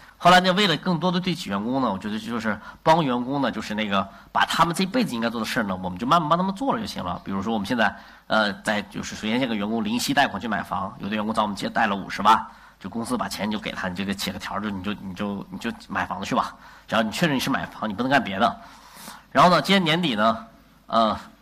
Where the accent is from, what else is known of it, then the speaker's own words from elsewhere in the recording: China; 我们作为中国人